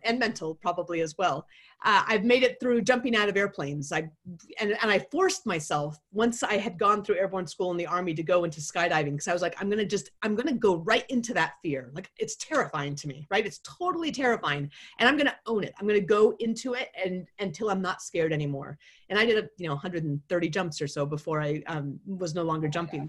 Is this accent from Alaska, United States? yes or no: yes; Anchorage, Alaska, United States; I grew up in Anchorage, Alaska